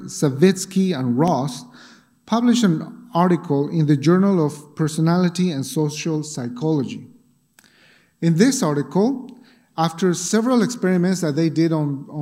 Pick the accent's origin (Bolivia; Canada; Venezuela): Bolivia; moved away; when I was growing up in Bolivia